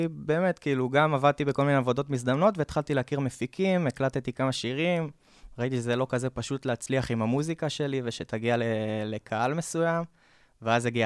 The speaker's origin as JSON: {"language": "Hebrew", "town": "Kfar Vradim", "region": "Northern District", "country": "Israel", "tie": "born or raised there", "said": "אני בן 26, במקור אני מהצפון, מכפר ורדים, גדלתי שם, יישוב קהילתי כזה בין אה, עצים ונחלים וזה."}